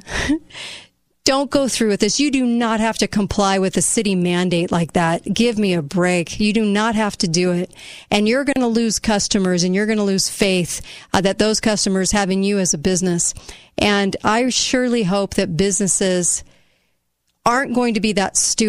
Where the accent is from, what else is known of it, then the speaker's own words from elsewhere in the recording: United States; as an American